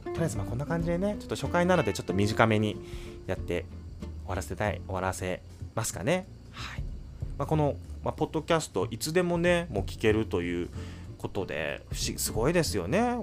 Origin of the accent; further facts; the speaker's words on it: United States; also born or lived in New York; アメリカで生まれて